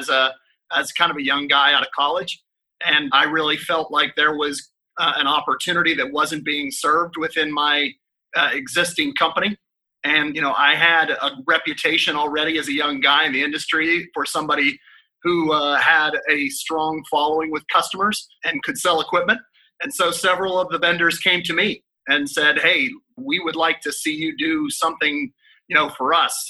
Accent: Pittsburgh, Pennsylvania, United States; moved away; also born or lived in Texas; My hometown of Pittsburgh, Pennsylvania

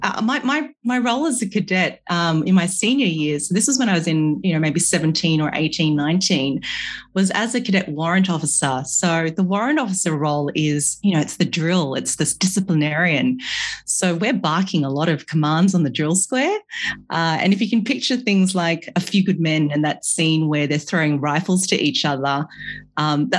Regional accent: Sydney, New South Wales, Australia; also born or lived in Malaysia / London; I'm a Malaysian-born Chinese who grew up in Sydney, Australia.

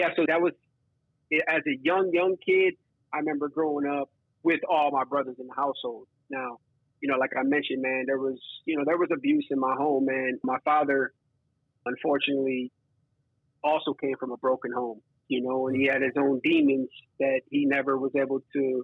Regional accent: Milwaukee, Wisconsin, United States; I grew up on the South Side

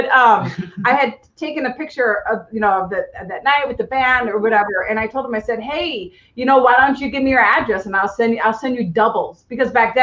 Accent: Milwaukee, Wisconsin, United States; moved away as an adult; also born or lived in Lexington, Kentucky; now in Los Angeles, United States; I'm from Milwaukee

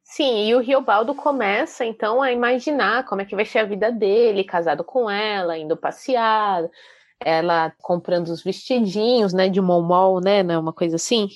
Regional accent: Brazil; nós, como brasileiros

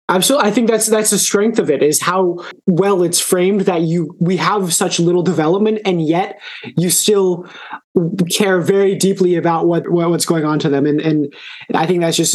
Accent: Austin, Texas, United States; I'm from Austin, so I'm gonna

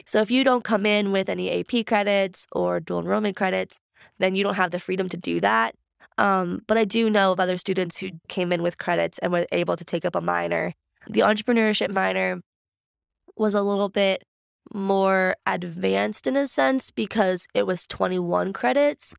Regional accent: Grove City, Pennsylvania, United States; I'm actually from Grove City. So, my parents both went to Grove City in the nineties and met, got married

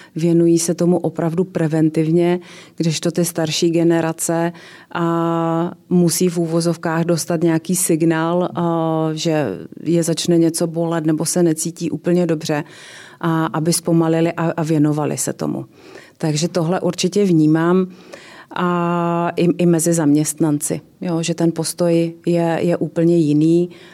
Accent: Ostrava, Moravian-Silesian Region, Czechia; jsem ze severní Moravy, že jsem z Ostravy a tam se prostě věci říkají na rovinu

